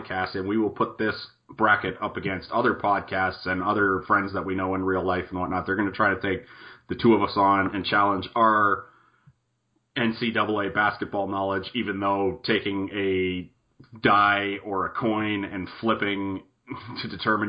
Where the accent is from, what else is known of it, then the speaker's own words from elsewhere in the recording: Canada; we're Canadian up